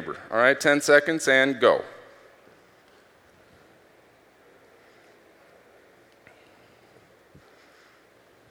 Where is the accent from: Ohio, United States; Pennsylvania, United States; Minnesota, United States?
Minnesota, United States; Minneapolis; I'm from Minneapolis